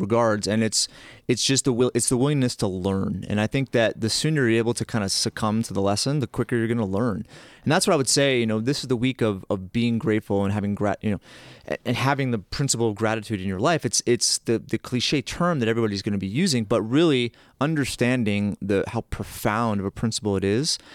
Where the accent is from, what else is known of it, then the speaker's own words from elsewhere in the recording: Massachusetts, United States; moved away; I grew up in that area. But there's a saying in Massachusetts